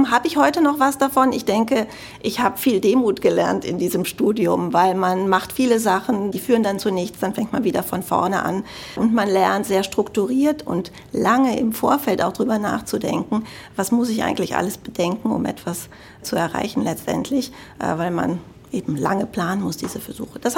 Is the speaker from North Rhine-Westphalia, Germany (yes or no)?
yes; Cologne, North Rhine-Westphalia, Germany; man hört es bestimmt, ich komme aus Deutschland. Aber ganz konkret komme ich aus Köln, aus dem Rheinland.